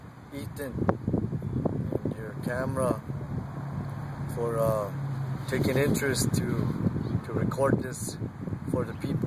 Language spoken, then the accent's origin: English; United States; born for the Bitani clan, I am originally from Tseye. And also, I come by way of the Oglala Sioux Nation